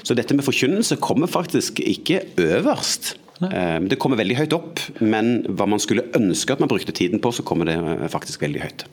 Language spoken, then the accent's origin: Norwegian; Sandnes, Rogaland, Norway; moved away as an adult; also born or lived in Eastern Norway (Østlandet); Oppvokst eh, utafor Sandnes, Stavanger